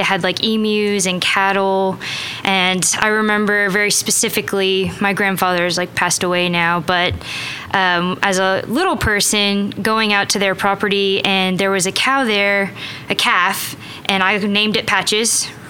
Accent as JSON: {"language": "English", "region": "Texas", "country": "United States", "tie": "born or raised there", "also_born_or_lived": "Louisiana / Arkansas / Australia", "moved": "yes", "lives_now": "Oklahoma City, United States", "said": "I'm actually from Texas. And actually, let's go to the waybacks. I was born in Louisiana."}